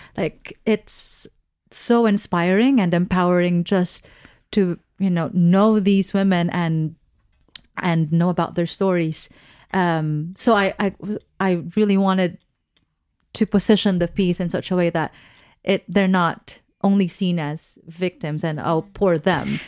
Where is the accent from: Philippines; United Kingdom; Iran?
Philippines; moved away as an adult; I am Filipina.